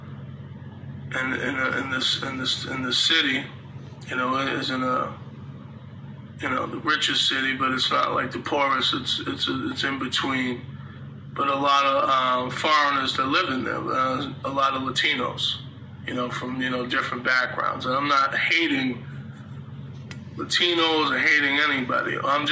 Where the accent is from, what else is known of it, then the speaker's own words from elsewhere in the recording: United States; us as American people